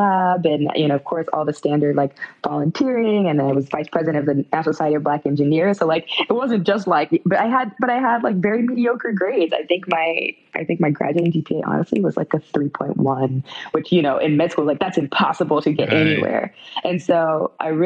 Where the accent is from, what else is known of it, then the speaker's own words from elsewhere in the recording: West Palm Beach, Florida, United States; I grew up in South Florida, West Palm Beach area, which is super diverse